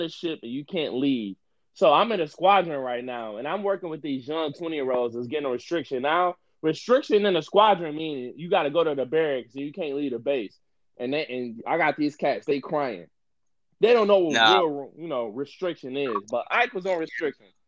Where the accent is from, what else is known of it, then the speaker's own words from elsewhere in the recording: Detroit, Michigan, United States; I grew up in Detroit. So I grew up in a street atmosphere.